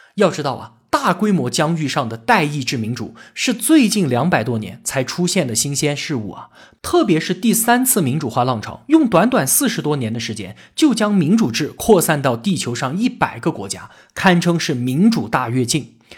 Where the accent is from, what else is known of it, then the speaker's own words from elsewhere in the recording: China; 我们中国人